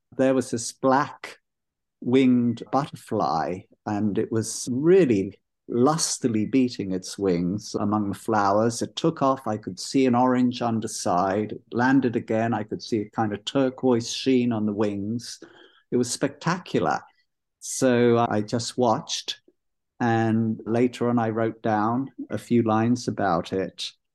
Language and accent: English; London, United Kingdom; accent: London; moved away as an adult; also born or lived in Israel / Haifa, Israel; now in Sebastopol, United States; It's mostly a London accent. I spent most of my life there, though I was born in Israel on a kibbutz